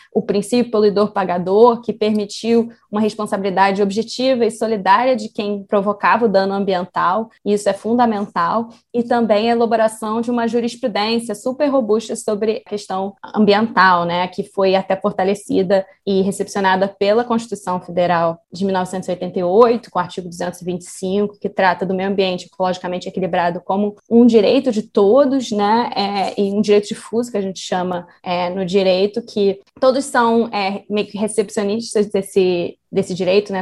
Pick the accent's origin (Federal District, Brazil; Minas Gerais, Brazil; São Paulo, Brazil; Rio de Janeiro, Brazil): Rio de Janeiro, Brazil; eu sou carioca, eu moro aqui no Rio